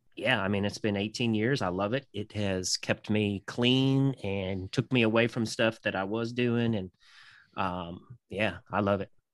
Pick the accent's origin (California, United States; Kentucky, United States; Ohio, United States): Kentucky, United States; I'm from Kentucky.